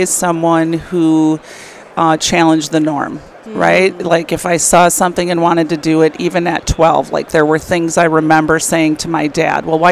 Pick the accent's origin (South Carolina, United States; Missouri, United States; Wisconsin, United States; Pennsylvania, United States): Wisconsin, United States; Milwaukee; I grew up in a suburb outside of Milwaukee, Wisconsin